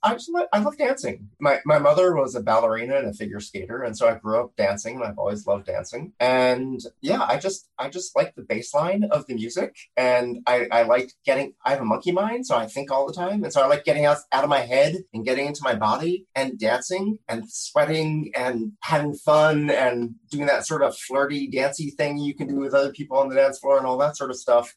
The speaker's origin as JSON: {"language": "English", "town": "Philadelphia", "region": "Pennsylvania", "country": "United States", "tie": "born or raised there", "said": "in Philadelphia when I was growing up"}